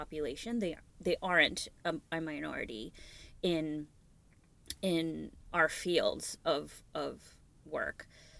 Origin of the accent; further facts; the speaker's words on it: New York City, New York, United States; My parents emigrated from Bangladesh before I was born, so I was born and raised in Brooklyn, New York.